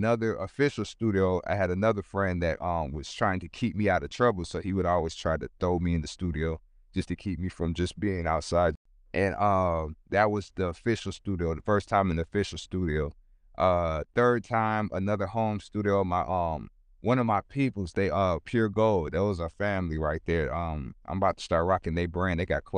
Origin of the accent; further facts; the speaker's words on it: Sacramento, California, United States; also born or lived in San Francisco / Oakland / Los Angeles; But I was born in California. I know Sacramento first, and then I remember I stayed in San Francisco, Oakland, and then I had to move a lot because my family was going through a lot of things.